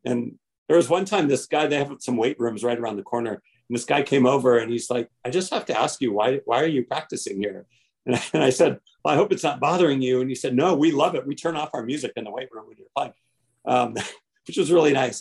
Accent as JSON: {"language": "English", "region": "Hawaii", "country": "United States", "tie": "born or raised there", "said": "I was born and raised in Hawaii"}